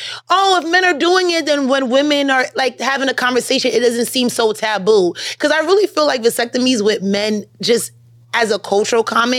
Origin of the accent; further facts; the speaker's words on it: New York City, New York, United States; I'm a New York girl.